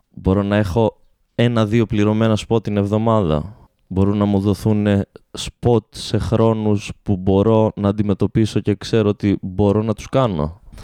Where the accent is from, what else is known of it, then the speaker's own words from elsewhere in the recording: Alexandroupoli, Eastern Macedonia and Thrace, Greece; moved away as an adult; also born or lived in Orestiada; now in Thessaloniki, Greece; την πόλη μου